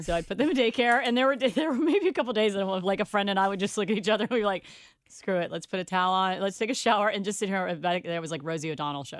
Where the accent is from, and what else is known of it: Cincinnati, Ohio, United States; born or raised there